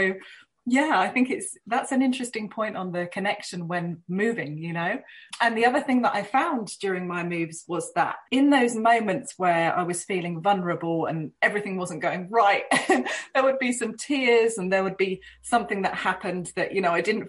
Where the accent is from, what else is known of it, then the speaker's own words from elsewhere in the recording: United Kingdom; But I do have to say that as a Brit, moving within the UK was fairly natural and didn't pose too many challenges for me.